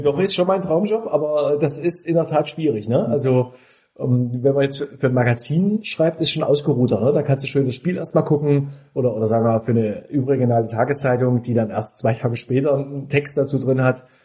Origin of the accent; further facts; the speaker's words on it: Dresden, Saxony, Germany; now in Leipzig, Germany; Dresden ist ja meine Heimatstadt